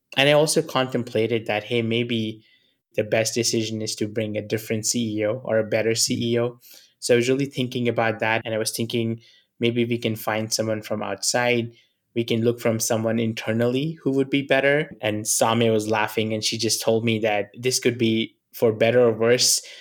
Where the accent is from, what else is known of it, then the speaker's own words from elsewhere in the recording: New Delhi, Delhi, India; moved away; I come from New Delhi. I was born in a very humble family.